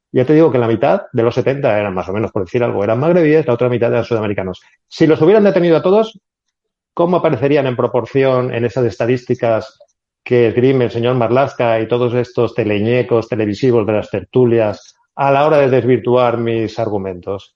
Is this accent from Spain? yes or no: yes; Spain